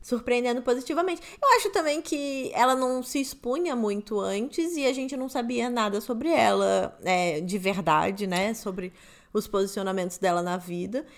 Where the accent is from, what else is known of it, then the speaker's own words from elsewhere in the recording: Rio de Janeiro, Brazil; moved away as an adult; now in São Paulo, Brazil; Eu morei lá 24 anos, eu fui criada lá, nascida e criada no Rio de Janeiro